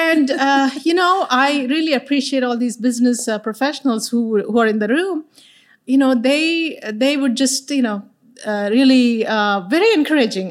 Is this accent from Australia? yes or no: no; India; moved away as an adult; now in Texas, United States; I'm an immigrant from India. So I moved here little over thirty years ago